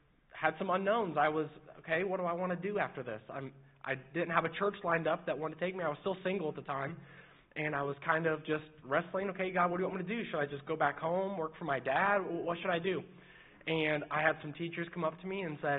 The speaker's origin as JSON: {"language": "English", "town": "Mooresville", "region": "Indiana", "country": "United States", "tie": "born or raised there", "also_born_or_lived": "Martinsville, Indiana", "said": "I'm born in Indiana. I grew up in Mooresville and Martinsville area"}